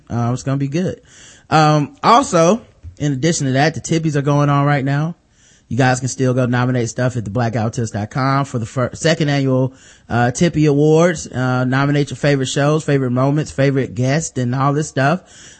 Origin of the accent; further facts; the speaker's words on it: United States; I know, as an American, if you put me in any other country and I had to speak their language, I probably couldn't do it.